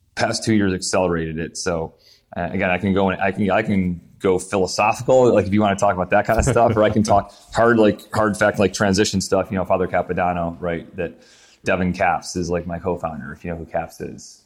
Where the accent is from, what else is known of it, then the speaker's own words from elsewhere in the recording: Syracuse, New York, United States; moved away as an adult; also born or lived in Pinehurst; I grew up in Syracuse, New York, and then I was in the army, so moved around.